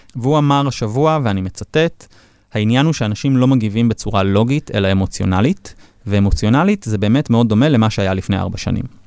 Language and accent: Hebrew; Israel